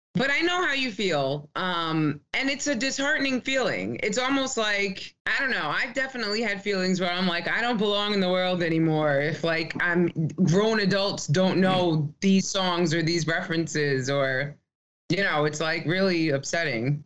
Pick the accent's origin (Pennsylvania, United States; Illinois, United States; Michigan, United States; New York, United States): New York, United States; New York City; I as a New Yorker